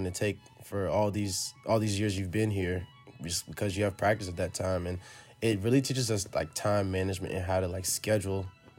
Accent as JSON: {"language": "English", "town": "Richmond", "region": "Virginia", "country": "United States", "moved": "as an adult", "lives_now": "Cambridge, United States", "said": "I'm a senior in Mather House from Richmond, Virginia"}